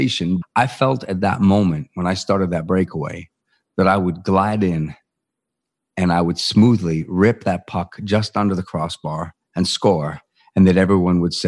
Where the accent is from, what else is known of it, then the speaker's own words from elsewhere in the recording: Vancouver, British Columbia, Canada; my hometown team, the Vancouver Canucks